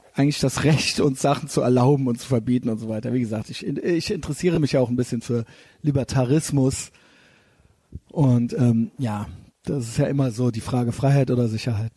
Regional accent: Germany; wo wir hier in Deutschland, ich merke es ja als Deutscher

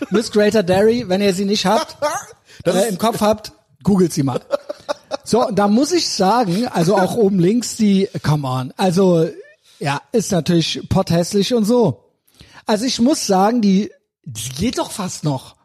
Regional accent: Germany; ich bin Deutscher

